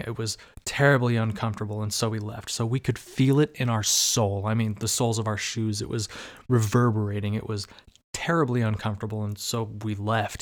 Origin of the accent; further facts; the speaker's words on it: Arizona, United States; moved away; also born or lived in Bay Area, California; I'm actually from Arizona, by the way, and that's hot as hell